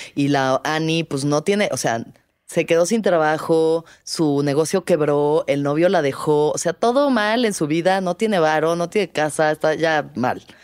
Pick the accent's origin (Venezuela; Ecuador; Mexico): Mexico